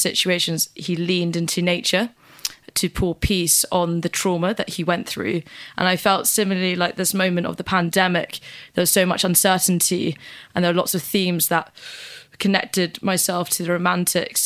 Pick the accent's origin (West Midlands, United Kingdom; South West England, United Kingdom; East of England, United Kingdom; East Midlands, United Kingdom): East of England, United Kingdom; Norwich; I was born in Norwich Hospital